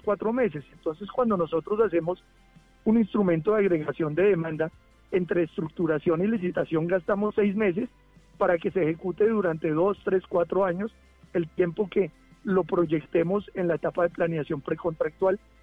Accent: Colombia; como colombiano

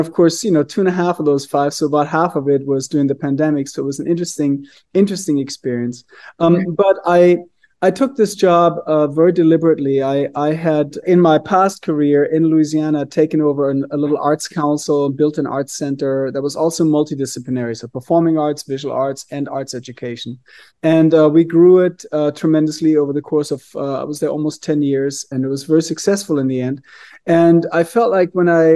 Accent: Germany; moved away as an adult; now in Scottsdale, United States; I did not grow up in Arizona. I'm originally from Germany. I grew up in a really small town, very old town

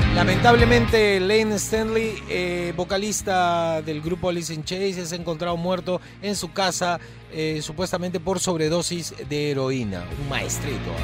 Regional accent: Peru; Yo soy peruano

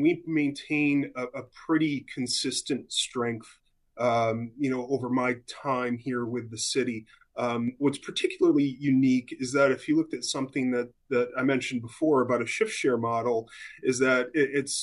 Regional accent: outside Buffalo, New York, United States; moved away as an adult; I grew up actually in Western New York, so just outside of Buffalo, New York

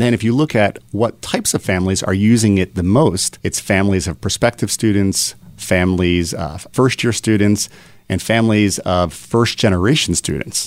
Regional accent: Philadelphia, Pennsylvania, United States; born and raised in Philadelphia.

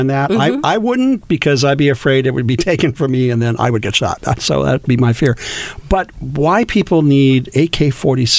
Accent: California, United States; I'm a native Californian

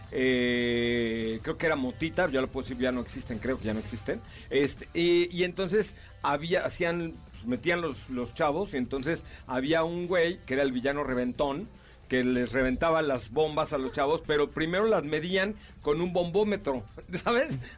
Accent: Mexico; Ese, yo soy puro mexicano.

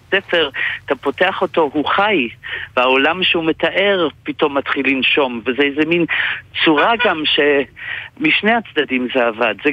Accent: Belgium; now in Israel; אני סטודנט אה, ב- בישראל כבר הרבה שנים, הגעתי מבלגיה, יודע יידיש

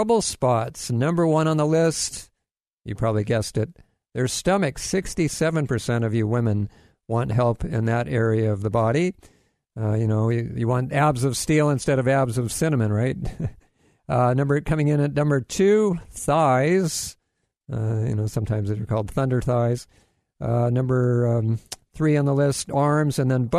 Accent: Kailua, Hawaii, United States; now in Florida, United States; I'm originally, you know, I grew up in Hawaii. Now I live in Florida, but spent most of my life in Hawaii.

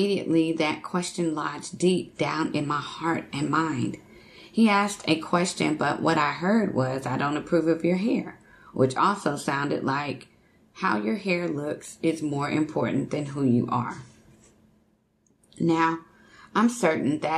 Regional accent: Texas, United States; moved away; I'm originally from Texas

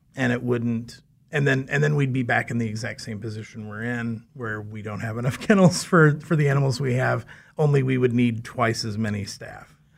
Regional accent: Valley Center, Kansas, United States; I grew up in Valley Center, um, just north of Wichita

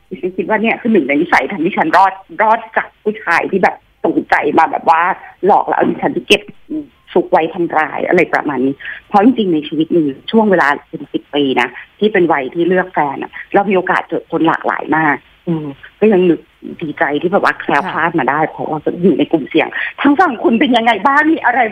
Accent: Thailand; moved away as an adult; also born or lived in United States; ที่ฉันโตมาในเมืองไทยอะคุณปูเป้แบบเป็นวัยรุ่นอะเด็กแล้ววัยรุ่นอยู่เมืองไทย

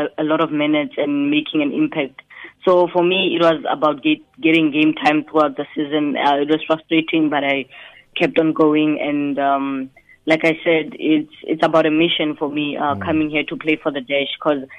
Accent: South Africa; moved away as an adult; now in United States; we're proudly from South Africa

